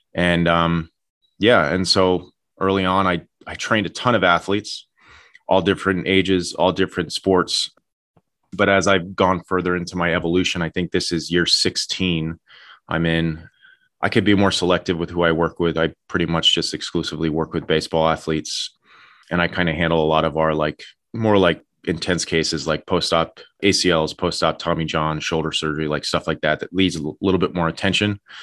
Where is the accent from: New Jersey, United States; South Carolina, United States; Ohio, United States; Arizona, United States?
New Jersey, United States; Madison; I was born and raised in Madison, New Jersey.